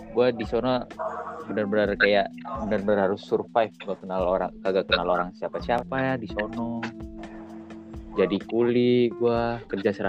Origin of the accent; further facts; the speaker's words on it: Java, Indonesia; ada saudara beruntungnya beruntungnya gue di sono ada saudara dan di sono kebanyakan orang Jawa sih tahu gue orang Jawa sama orang NTT di sono